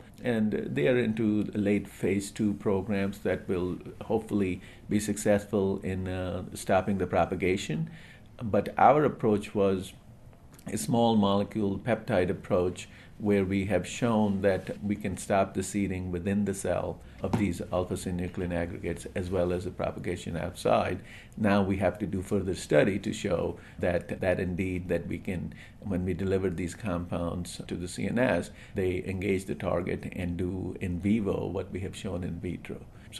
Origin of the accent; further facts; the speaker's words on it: Kolkata, West Bengal, India; I grew up in India, and we lived very nearby where St. Mother Teresa lived.